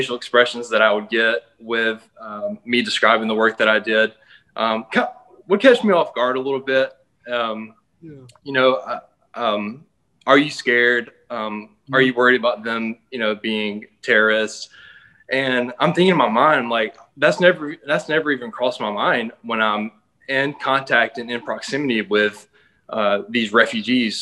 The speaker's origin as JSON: {"language": "English", "town": "Columbus", "region": "Mississippi", "country": "United States", "tie": "born or raised there", "moved": "as an adult", "lives_now": "Atlanta, United States", "said": "I moved from Mississippi, where I grew up in a small town called Columbus, to Atlanta"}